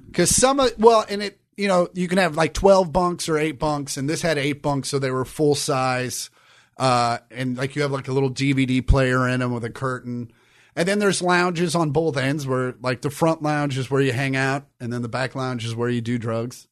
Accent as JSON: {"language": "English", "region": "Kansas", "country": "United States", "tie": "born or raised there", "said": "I grew up in Kansas where you couldn't wear hats in school"}